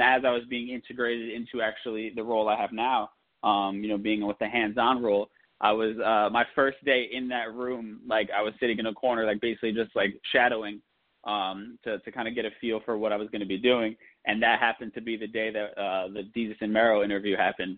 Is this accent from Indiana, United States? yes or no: no; New Jersey, United States; also born or lived in New York; I'm born in New York, raised in Jersey